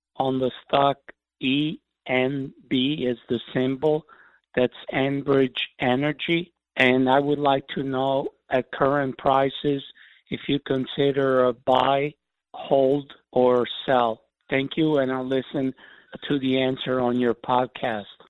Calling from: Fresno, California, United States; I'm calling from Fresno, California.

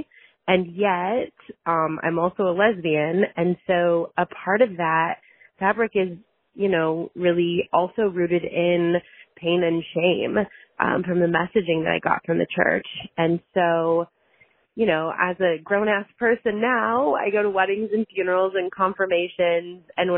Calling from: Chicago suburbs, Illinois, United States; I'm calling from the Chicago suburbs.

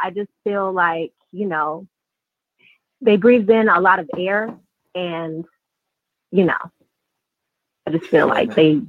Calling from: North Carolina, United States; calling from North Carolina.

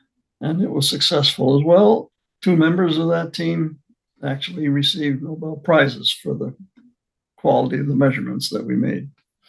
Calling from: Baltimore, Maryland, United States; I'm calling from my retirement home in Baltimore, Maryland.

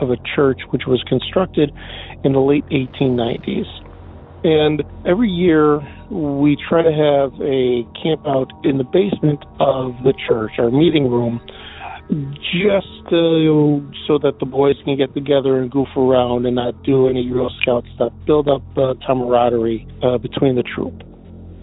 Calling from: Depew, New York, United States; I'm calling from Depew, New York, just out of Buffalo

